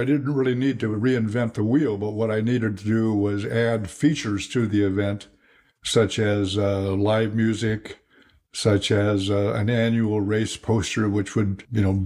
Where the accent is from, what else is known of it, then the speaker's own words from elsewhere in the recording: Midwest, United States; moved away as an adult; now in California, United States; I was born and raised in the Midwest